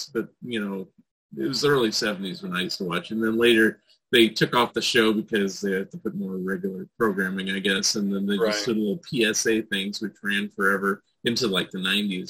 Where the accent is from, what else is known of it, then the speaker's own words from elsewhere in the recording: San Francisco Bay Area, California, United States; now in Oregon, United States; I'm in Oregon now, but I grew up in the San Francisco Bay Area, but also Southern California a little bit.